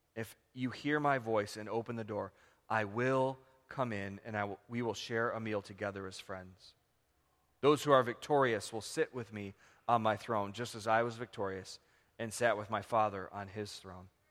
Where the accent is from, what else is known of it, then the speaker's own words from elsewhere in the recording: United States; we live with as American Christians